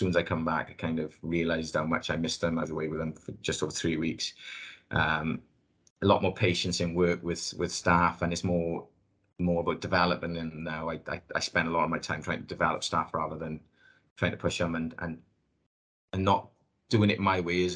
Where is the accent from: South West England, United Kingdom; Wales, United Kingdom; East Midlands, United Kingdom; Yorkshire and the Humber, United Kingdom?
Wales, United Kingdom; accent: thick Welsh; my thick Welsh accent